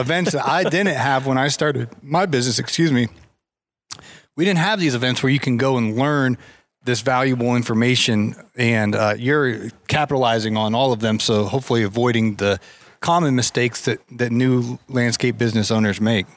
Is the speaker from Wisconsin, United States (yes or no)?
no; Ohio, United States; I grew up in Ohio